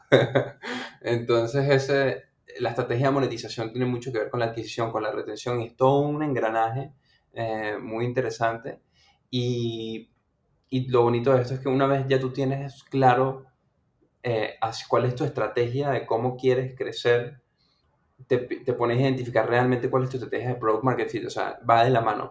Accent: Venezuela; yo nací en Venezuela

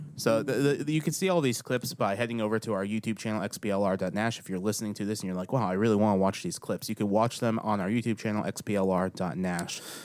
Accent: Waverly, Tennessee, United States; moved away; My hometown

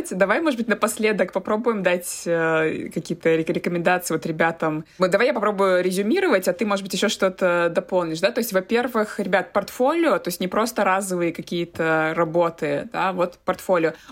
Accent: Russia; moved away as an adult; я приехала из России, то есть я никогда в жизни с этим не сталкивалась

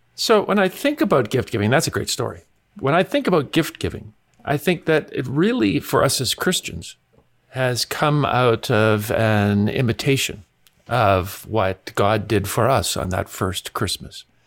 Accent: Canada; growing up in Canada

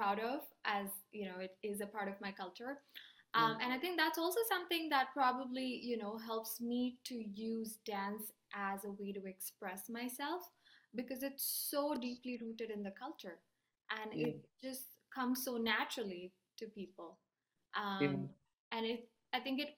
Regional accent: India; moved away; I grew up in India

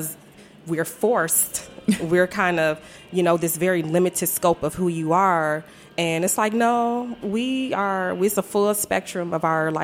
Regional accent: Detroit, Michigan, United States; also born or lived in Milwaukee, Wisconsin; now in DMV (Washington, D.C. area), United States; I'm growing up in Detroit, you know, 7 miles

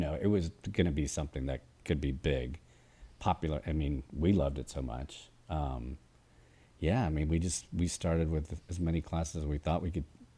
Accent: Atlanta, Georgia, United States; and I'm from Atlanta

